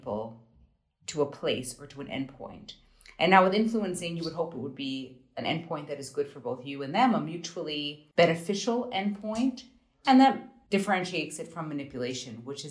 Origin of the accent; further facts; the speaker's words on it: United States; moved away; also born or lived in Germany; I'm an American